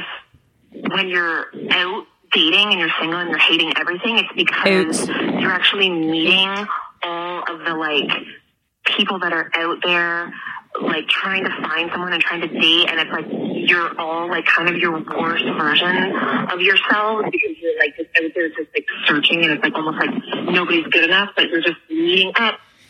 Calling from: Toronto, Ontario, Canada; I'm calling from Toronto.

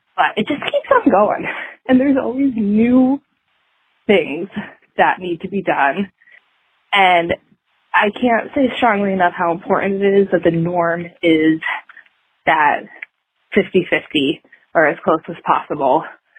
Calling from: Minneapolis, Minnesota, United States; I am calling from Minneapolis

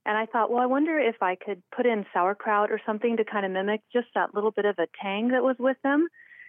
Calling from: Idaho, United States

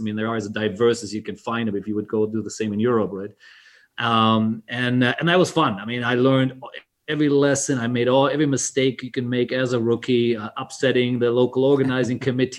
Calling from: Bangkok, Thailand; I'm calling in from Bangkok, Thailand.

